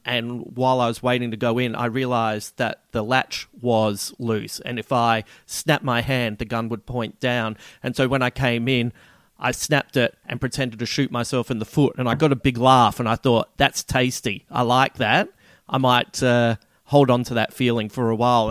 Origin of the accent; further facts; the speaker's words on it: Australia; accent: Aussie; my Aussie accent